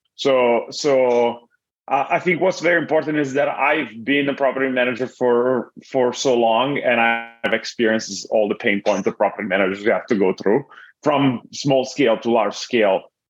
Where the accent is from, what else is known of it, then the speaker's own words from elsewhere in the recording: Italy; moved away as an adult; now in Los Angeles, United States; I'm originally from Italy and, and I moved here about uh, to Millet 14 years ago.